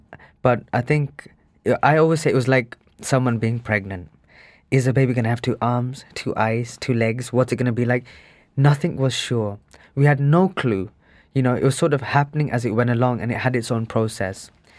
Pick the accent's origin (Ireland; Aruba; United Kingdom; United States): United Kingdom; England; growing up in England, a lot of the British Asians